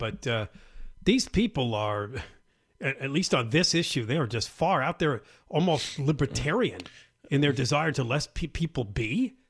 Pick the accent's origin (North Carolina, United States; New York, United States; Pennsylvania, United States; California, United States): California, United States; I am one Californian ready to take a stand and work towards solutions that are doable and prioritize harmony of life for everybody in the state.